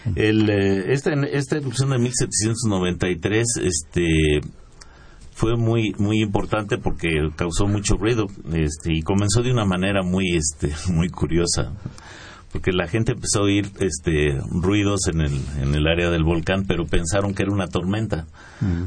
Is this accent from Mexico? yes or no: yes; Mexico